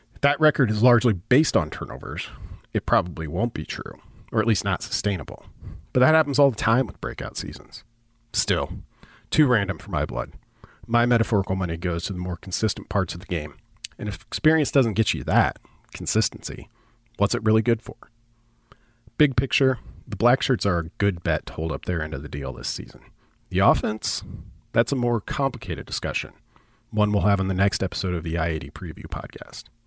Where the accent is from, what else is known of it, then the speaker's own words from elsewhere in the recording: Nebraska Panhandle, United States; I grew up in the Panhandle, and all of my references begin in the West